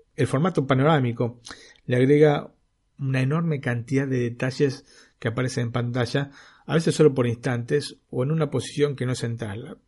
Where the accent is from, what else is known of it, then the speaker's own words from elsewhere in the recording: Argentina; now in Italy; yo como argentino